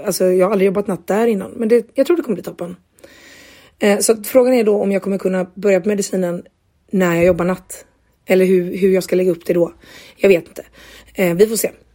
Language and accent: Swedish; Gothenburg, Västra Götaland, Sweden; now in Jönköping, Sweden; hemma i Göteborg, eh, eller hemma hos mina föräldrar